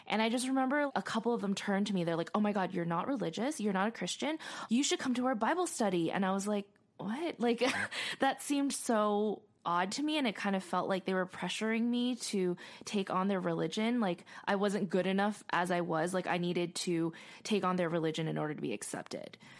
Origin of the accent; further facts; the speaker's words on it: Arcadia, California, United States; I grew up in Arcadia